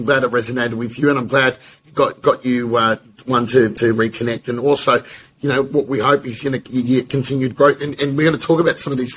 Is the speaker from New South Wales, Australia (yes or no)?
no; Melbourne, Victoria, Australia; we grew up in Melbourne